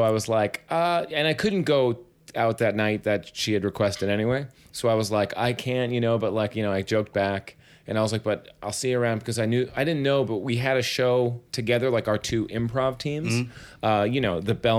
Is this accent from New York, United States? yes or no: yes; New York City, New York, United States; I grew up in Staten Island